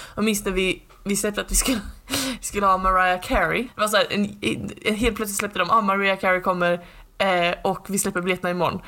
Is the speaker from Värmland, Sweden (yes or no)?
no; Skåne, Sweden; som skåning